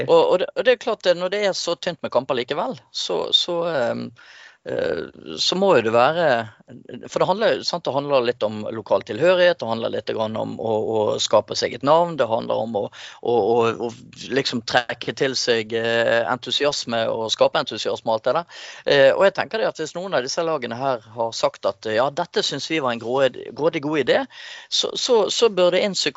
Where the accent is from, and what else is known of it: Larvik, Vestfold, Norway